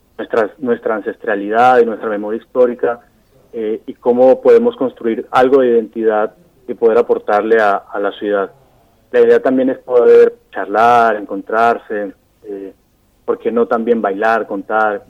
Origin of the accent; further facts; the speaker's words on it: Caribbean Region, Colombia; moved away as an adult; now in Paraná, Argentina; yo soy de Colombia, soy del Caribe colombiano